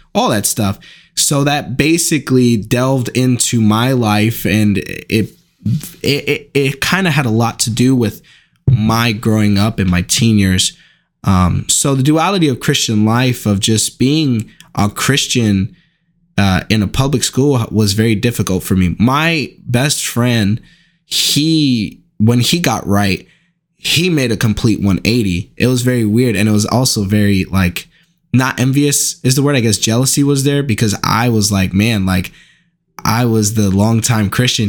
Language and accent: English; Newark, New Jersey, United States; I grew up in Newark, New Jersey